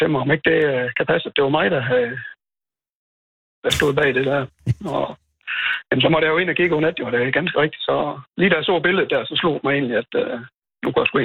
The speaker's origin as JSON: {"language": "Danish", "town": "Holsted", "region": "Southern Denmark", "country": "Denmark", "also_born_or_lived": "Skive", "lives_now": "Føvling, Denmark", "said": "jeg er oprindeligt fra Holsted"}